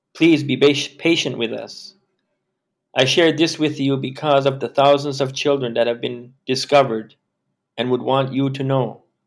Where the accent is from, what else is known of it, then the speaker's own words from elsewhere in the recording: Canada; Growing up being Indian came with its own stigma